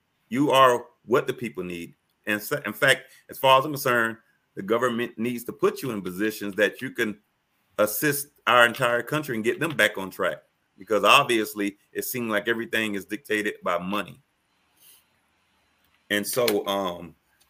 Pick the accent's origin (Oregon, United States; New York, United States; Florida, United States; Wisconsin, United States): Florida, United States; Miami; growing up in Miami